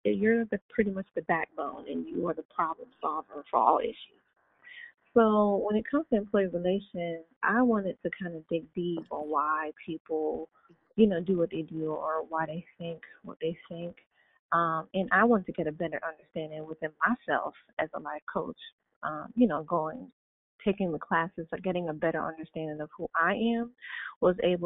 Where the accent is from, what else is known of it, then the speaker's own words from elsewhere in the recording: New York, United States; I'm a New Yorker